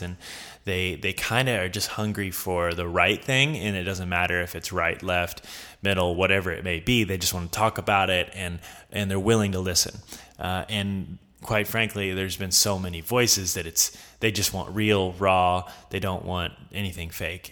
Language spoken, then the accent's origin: English; the South, United States; I'm from the South